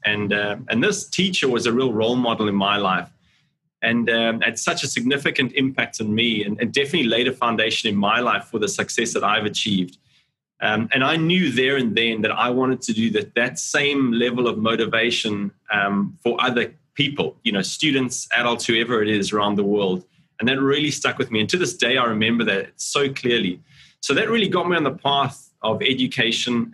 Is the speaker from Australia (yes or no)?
no; Cape Town, Western Cape, South Africa; moved away as an adult; now in Singapore; I'm from Cape Town, South Africa originally, um, and that's where I grew up